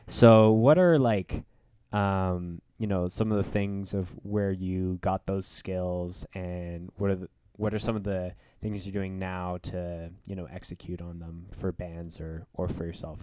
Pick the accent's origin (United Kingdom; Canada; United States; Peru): Canada; Winnipeg, Manitoba; moved away; I'm from Winnipeg